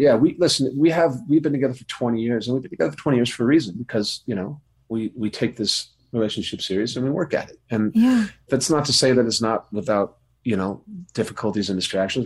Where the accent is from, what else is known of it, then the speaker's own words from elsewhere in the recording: California, United States; I grew up in California